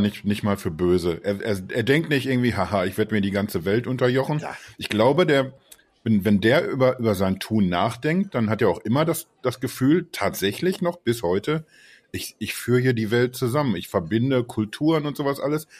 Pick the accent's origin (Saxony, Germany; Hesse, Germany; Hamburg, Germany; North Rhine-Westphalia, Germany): North Rhine-Westphalia, Germany; Ruhr area; Sagt man bei uns im Ruhrgebiet